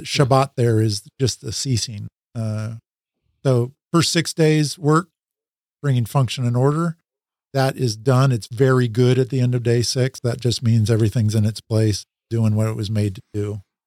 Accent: Salem, Oregon, United States; moved back, uh, to my hometown where my wife and I, my high school sweetheart that I married, um, where we had grown up

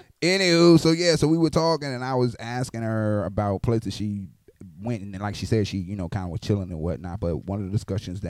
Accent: Florida, United States; now in Okinawa, Japan; I'm from Florida

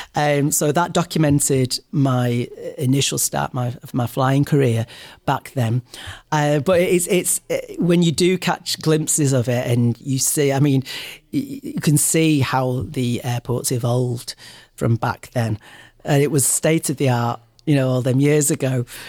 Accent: Manchester, North West England, United Kingdom; also born or lived in London; I love coming back to Manchester. I'm very proud of my city. I'm very proud of uh, being a Mancunian.

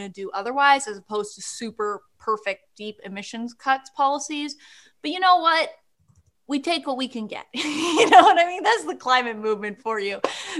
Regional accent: Canada; But, I know who that is, being Canadian. As

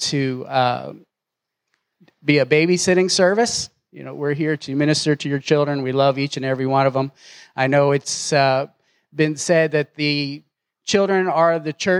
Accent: Philadelphia, Pennsylvania, United States; now in Knoxville, United States; Philadelphia is a little bit different than Knoxville. So growing up there was a tad different

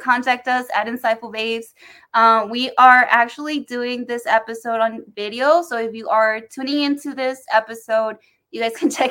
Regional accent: Texas, United States; I'm from Texas

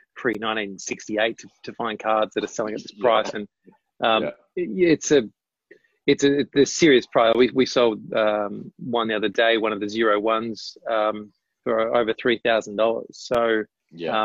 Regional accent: Tasmania, Australia; moved away as an adult; also born or lived in Melbourne; I grew up in Tasmania

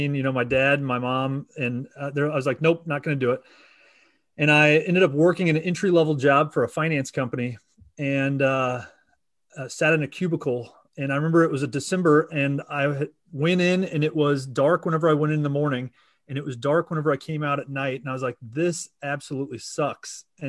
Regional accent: Kansas City, Missouri, United States; So Kansas City, and as you mentioned, the Chiefs. And so, you know, go Chiefs. It was a unfortunate Super Bowl, but here in Missouri, and yeah, that's where I'm from.

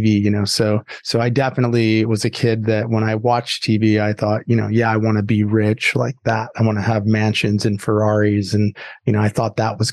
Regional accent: Southern California, United States; also born or lived in Chicago, Illinois; we moved to Southern California when I was pretty young

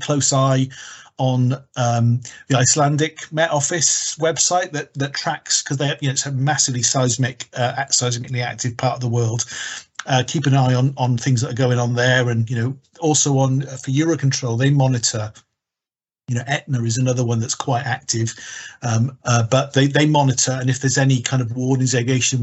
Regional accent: Wales, United Kingdom; being Welsh

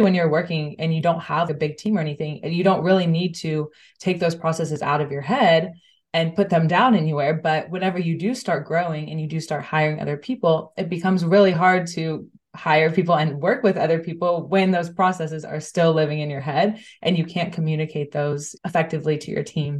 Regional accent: United States; moved away as an adult; now in Amsterdam, Netherlands; I'm originally from the States, but I moved here about 6 months ago.

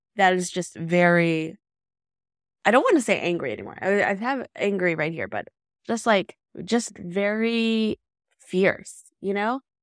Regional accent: Decatur, Alabama, United States; raised in Decatur, Alabama

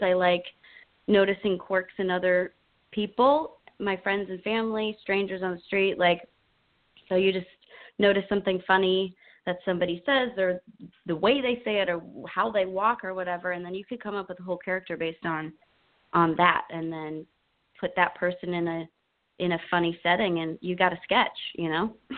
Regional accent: Chicago, Illinois, United States; now in Los Angeles, United States; I'm originally from Chicago, and that's where I got my start in professional theater

